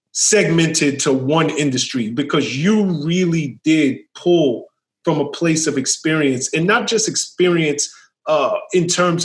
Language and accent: English; New York City, New York, United States; I'm from the South Bronx just like you.